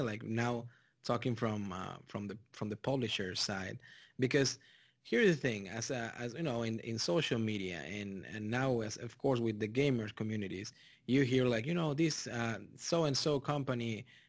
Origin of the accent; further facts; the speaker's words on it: Texas, United States; also born or lived in Mexico; now in Indianapolis, United States; I'm originally from Mexico. Of course, you can tell by the accent, but I grew up in Texas, in South Texas. So I'm used to those temperatures.